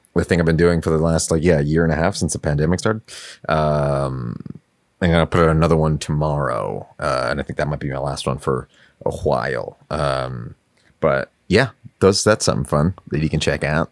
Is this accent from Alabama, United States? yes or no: no; New York City, New York, United States; I grew up in Queens. Um, I lived okay. in, in yeah in Astoria, pretty much uh, until I was like 14.